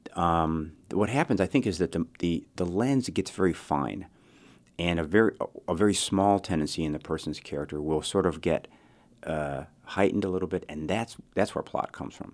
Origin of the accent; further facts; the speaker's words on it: Chicago, Illinois, United States; I was raised in Chicago